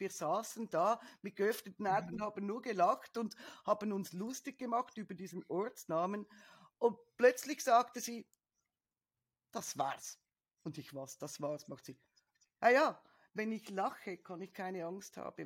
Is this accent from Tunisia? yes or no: no; Switzerland; bei uns in der Schweiz